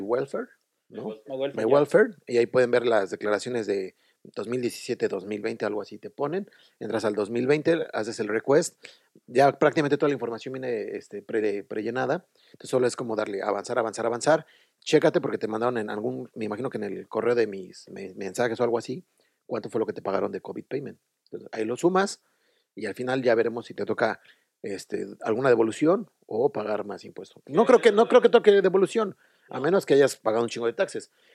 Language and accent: Spanish; Mexico City, Mexico; moved away as an adult; now in Dublin, Ireland; De México. De México, sí, de la Ciudad de México.